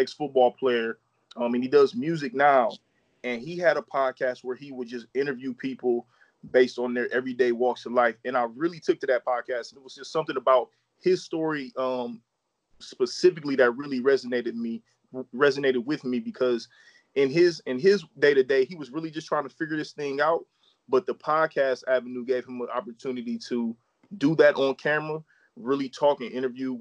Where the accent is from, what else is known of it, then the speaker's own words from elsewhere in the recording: Akron, Ohio, United States; also born or lived in Copley, Ohio; Born and raised in Akron, Ohio, hometown of LeBron James. Akron is what I know, man. Been here literally my whole life, born and raised here